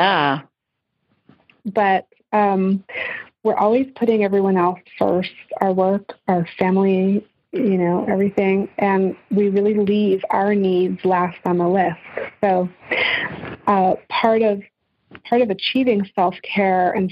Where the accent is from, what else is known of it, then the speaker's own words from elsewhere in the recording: England, United Kingdom; moved away; And I grew up in England